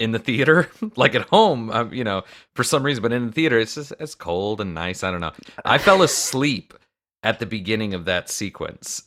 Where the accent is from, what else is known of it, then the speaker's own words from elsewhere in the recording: Florida, United States; I'm from Florida